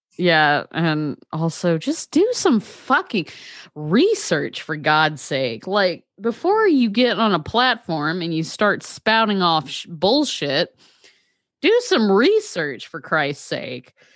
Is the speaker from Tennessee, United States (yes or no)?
yes; Eastern Tennessee, United States; We grew up in Eastern Tennessee